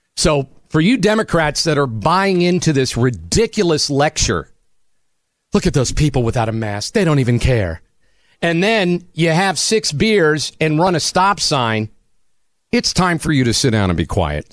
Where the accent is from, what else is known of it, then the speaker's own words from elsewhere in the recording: New Jersey, United States; born in Jersey